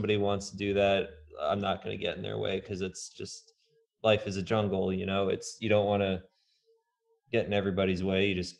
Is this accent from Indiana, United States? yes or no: yes; Indiana, United States; now in Portland, United States; when I came from Indiana to Portland, I definitely did not know what to expect.